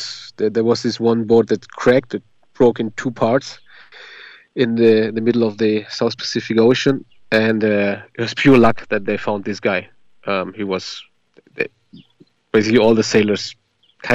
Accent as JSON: {"language": "English", "country": "Germany"}